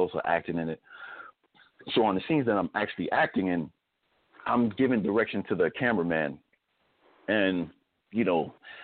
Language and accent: English; Spring Valley, New York, United States; also born or lived in Bronx, New York; Even though I was born in the Bronx, but I grew up in Spring Valley